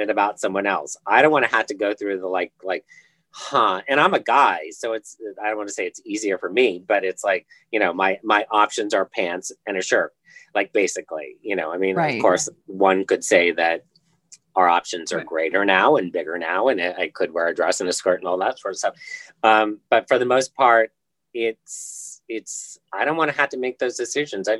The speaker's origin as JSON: {"language": "English", "region": "Indiana", "country": "United States", "moved": "yes", "said": "I'm from Indiana originally."}